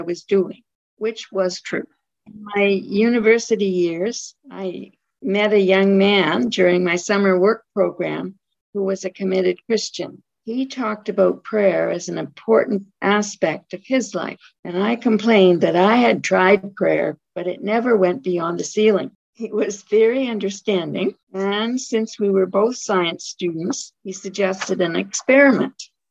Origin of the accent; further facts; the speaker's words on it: Toronto suburb, Ontario, Canada; moved away; also born or lived in Ottawa, Canada / Nova Scotia, Canada; At the age of 9, we moved from Ottawa to a Toronto suburb